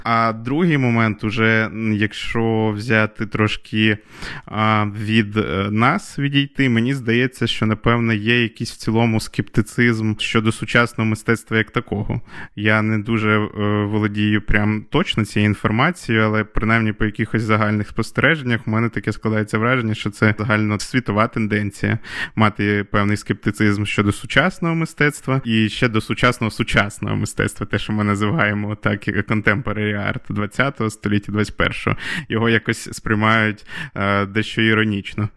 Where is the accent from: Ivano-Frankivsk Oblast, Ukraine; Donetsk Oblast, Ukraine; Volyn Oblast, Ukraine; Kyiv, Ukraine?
Volyn Oblast, Ukraine; also born or lived in Lviv; я зараз вдома в батьків на Волині, звідки я родом